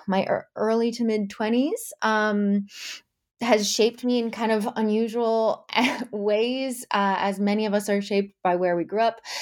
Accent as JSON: {"language": "English", "town": "Amherst", "region": "Massachusetts", "country": "United States", "tie": "born or raised there", "moved": "as an adult", "said": "I grew up in New England, specifically in Amherst, Massachusetts"}